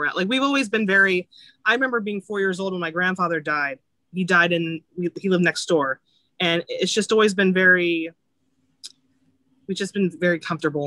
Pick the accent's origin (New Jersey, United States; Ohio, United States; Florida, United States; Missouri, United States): Florida, United States; I grew up in Florida and Tampa was my team